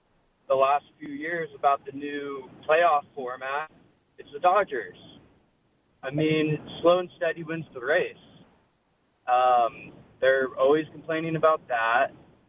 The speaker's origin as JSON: {"language": "English", "town": "San Diego", "region": "California", "country": "United States", "tie": "born or raised there", "also_born_or_lived": "Orange County", "said": "I'm in San Diego now. I grew up in San Diego"}